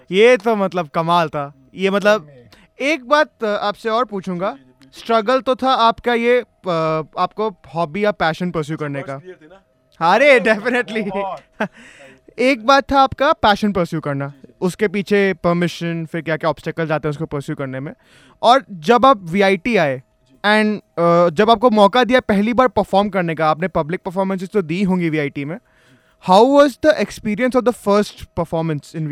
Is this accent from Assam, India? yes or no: no; Punjab, India; मैं तो खुद पंजाब से हूँ